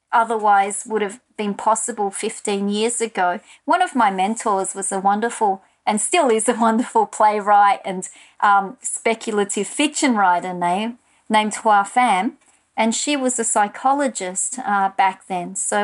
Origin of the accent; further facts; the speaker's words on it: Australia; So that was part and parcel of being an Australian writer, not even necessarily an immigrant writer or a writer of colour.